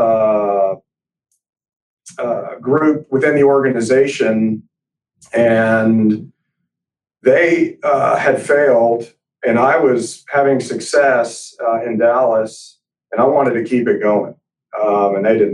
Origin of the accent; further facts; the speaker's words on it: Montreal, Quebec, Canada; now in Texas, United States; I was born in Montreal, Canada